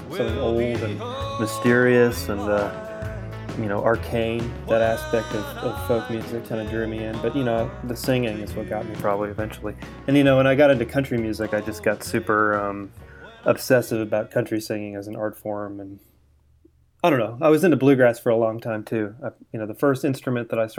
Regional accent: San Francisco Bay Area, California, United States; moved away as an adult; now in Nashville, United States; I'm from the San Francisco Bay Area, and I was sort of a musical child growing up

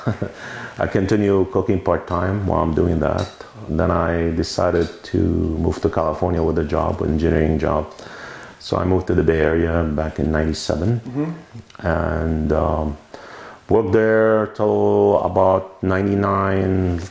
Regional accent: Beirut, Beirut Governorate, Lebanon; moved away as an adult; also born or lived in St. Louis, Missouri / Washington DC area / New York; now in Oregon, United States; I'm originally from Lebanon. I grew up in Lebanon, Beirut. I came here when I was 21

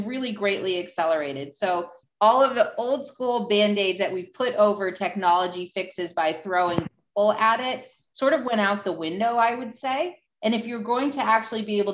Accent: New York, United States; I am from New York.

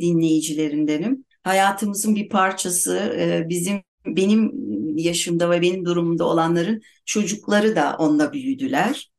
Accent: Turkey; Biz çocukluğumuzdan beri hep depremden korkarak Türkiye'de büyüdük

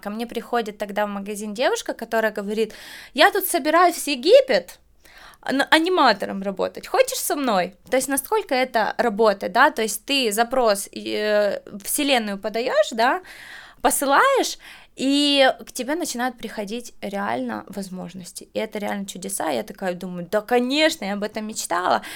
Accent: Kyiv, Ukraine; now in Netherlands; я из Украины

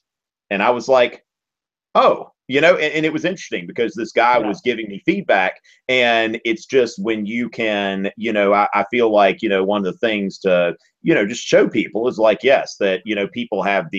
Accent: the South, United States; when you're a Southerner

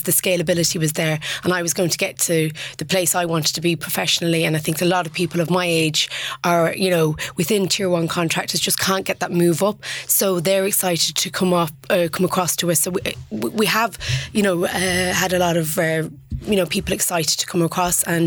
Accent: Ballyhornis, County Mayo, Connacht, Ireland; my neighbour at home, I'm from Ballyhornis, County Mayo

